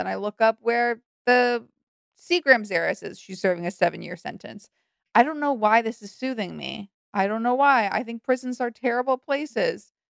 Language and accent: English; Malibu, California, United States; I grew up in Malibu.